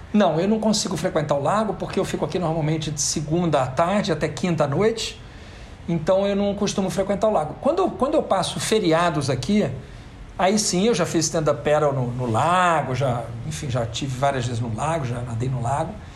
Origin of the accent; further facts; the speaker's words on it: Rio de Janeiro, Brazil; also born or lived in Belo Horizonte; Eu fui criado em Copacabana, de forma que eu fiz uh, minha educação infantil, a minha creche, e pré-escola no Rio de Janeiro, ensino fundamental, ensino médio e ensino superior também